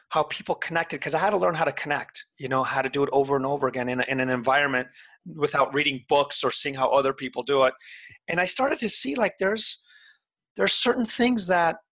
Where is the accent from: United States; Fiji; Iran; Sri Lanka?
Iran; born there; my family, I was born in Iran and every single year or two we would have to move.